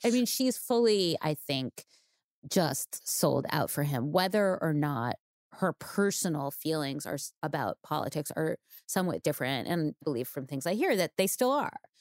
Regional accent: New York, United States; growing up in New York

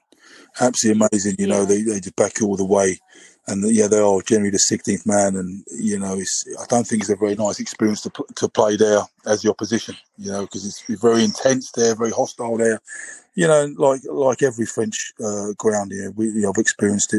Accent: England, United Kingdom; I'm English.

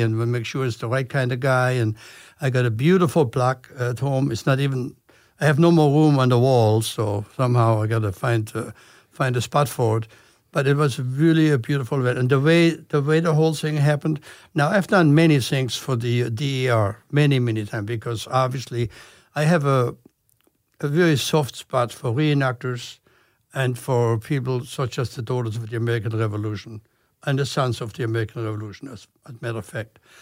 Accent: Germany; English is a second language; moved away as an adult; now in United States; I'm from Germany, I was supposed to be here only for one year

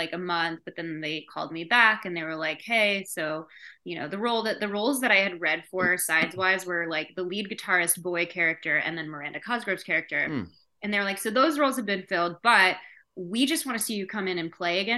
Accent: Chicago, Illinois, United States; I'm from Chicago

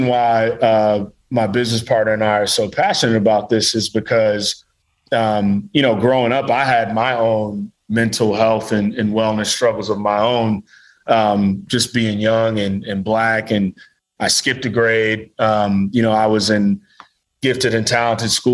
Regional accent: Midwest, United States; I'm from the Midwest

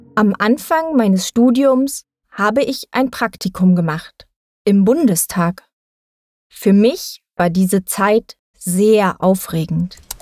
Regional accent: Thuringia, Germany; moved away as an adult; now in Berlin, Germany; Ich bin in Thüringen geboren und aufgewachsen.

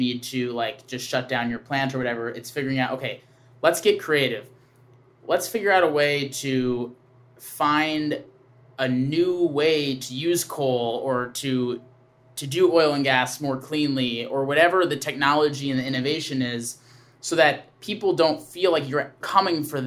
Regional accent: Wisconsin, United States; I grew up in Wisconsin

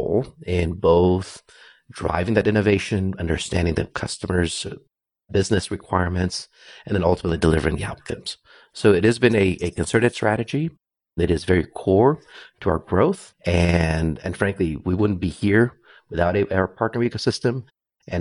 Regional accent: Brazil; moved away as an adult; also born or lived in India / Santa Clara, California; now in United States; I was born in India, but raised in Brazil since I was five. So pretty much all my education was there, all the way through college.

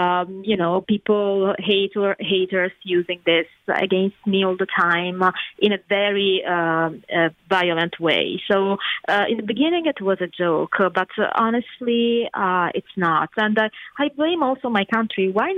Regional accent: Southern Italy, Italy; English is a second language; moved away as an adult; now in United States; Yes, I'm Italian. I grew up in the south of Italy

